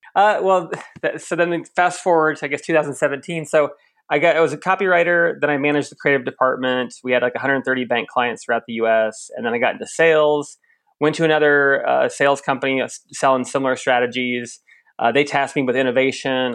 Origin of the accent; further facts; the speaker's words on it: Lincoln, Nebraska, United States; moved away as an adult; now in Australia; my hometown of Lincoln, Nebraska, right in the dead center Midwest.